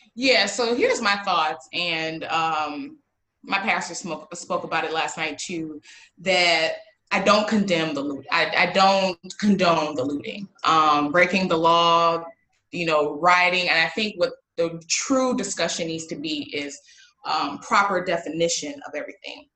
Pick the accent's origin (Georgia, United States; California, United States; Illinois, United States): Illinois, United States; Waukegan; I am from Waukegan, Illinois